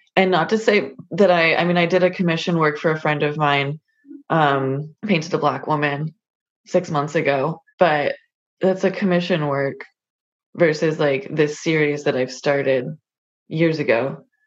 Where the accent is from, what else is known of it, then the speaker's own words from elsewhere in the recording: California, United States; I grew up on the West Coast. I was born in California